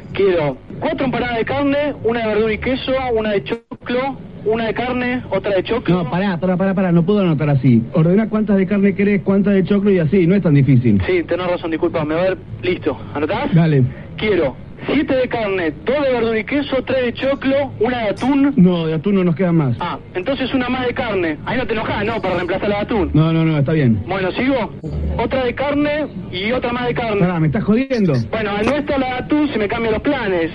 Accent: Alicante, Valencian Community, Spain; yo soy de San Juan Playa

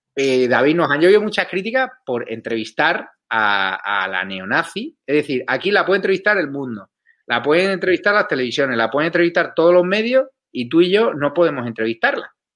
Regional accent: Spain; yo como español

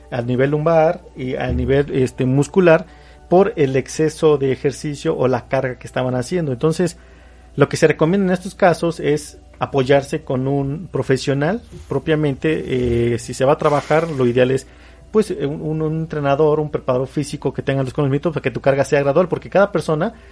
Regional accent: Mexico; como mexicanos

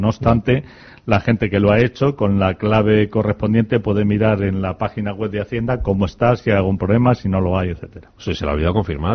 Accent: Spain; como somos muy españoles

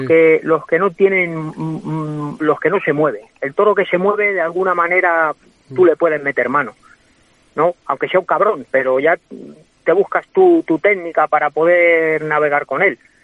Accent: Guadalajara, Castilla-La Mancha, Spain; now in Madrid, Spain; soy de Guadalajara y voy mucho, pero, pero mi residencia es Madrid

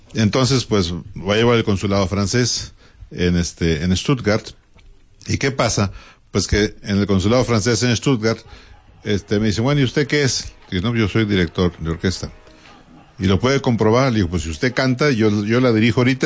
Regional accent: Mexico; yo como compositor mexicano

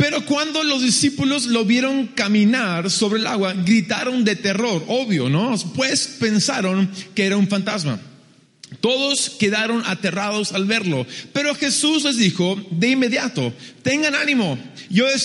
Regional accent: Peru; also born or lived in United States; soy un americano que a los dos años mis padres me llevan al Perú y mis padres van como misioneros en el 83 y ah, nos hemos quedado ahí desde entonces. Entonces, si uno es lo que come, soy más peruano que un inca.

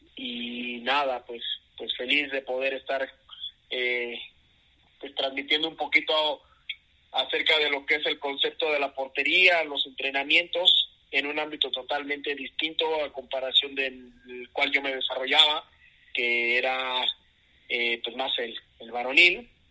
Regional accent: Mexico City, Mexico; also born or lived in Querétaro; soy de la Ciudad de México, eh, ya por mucho tiempo aquí viviendo

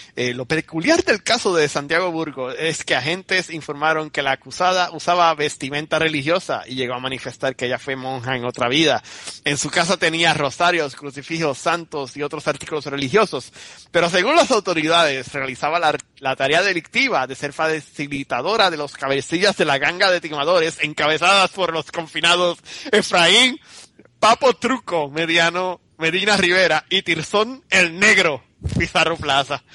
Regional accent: Puerto Rico; moved away; soy puertorriqueño

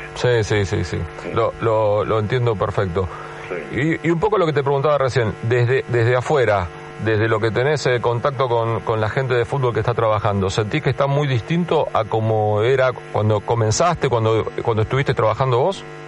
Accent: Buenos Aires, Argentina; yo viví toda la vida en Capital, Coco, nunca viví ni siquiera fuera de General Paz

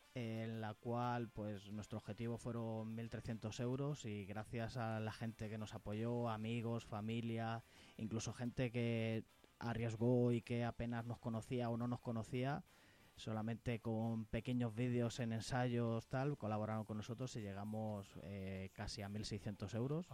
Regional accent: Toledo, Castilla-La Mancha, Spain; Nosotros somos de Toledo

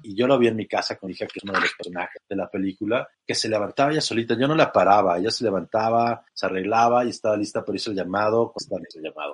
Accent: Acapulco, Guerrero, Mexico; moved away; Yo que soy de Acapulco, como bien dices, llego a la ciudad y wow, es muy fuerte

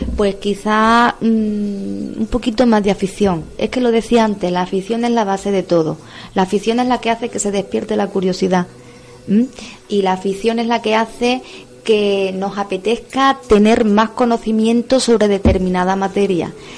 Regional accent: Cáceres, Extremadura, Spain; born or raised there; moved away as an adult; now in Cartagena, Spain

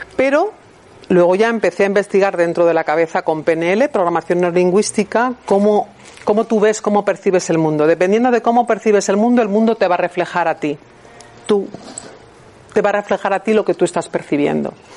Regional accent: Bilbao, Basque Country, Spain; moved away as an adult; also born or lived in Barcelona; a los 18 años cuando me fui de Bilbao a Barcelona a estudiar diseño de moda

